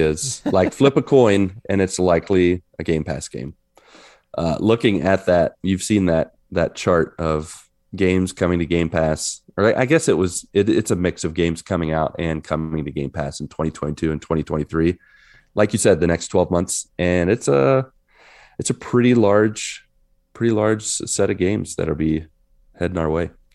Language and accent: English; West Virginia, United States; I'm in my home state